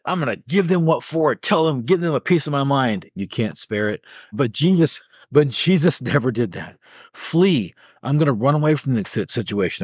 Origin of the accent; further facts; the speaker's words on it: United States; as an American